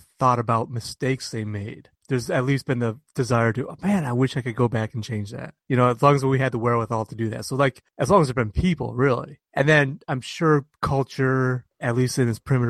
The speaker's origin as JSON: {"language": "English", "region": "Michigan", "country": "United States", "tie": "born or raised there", "moved": "yes", "said": "I grew up in Michigan, where we're about the furthest west you can get and still be in the Eastern time zone"}